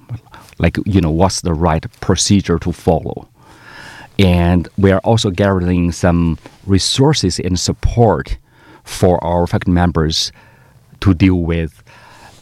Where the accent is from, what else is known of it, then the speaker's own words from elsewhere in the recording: Northeast China, China; moved away as an adult; also born or lived in Canada; now in Melbourne, Australia; my hometown is really cold